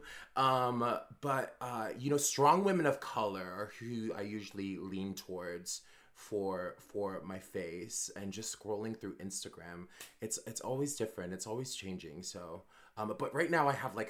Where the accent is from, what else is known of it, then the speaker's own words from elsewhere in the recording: Arizona, United States; also born or lived in Los Angeles / New York; now in Oahu, United States; I grew up in the middle of the desert in Arizona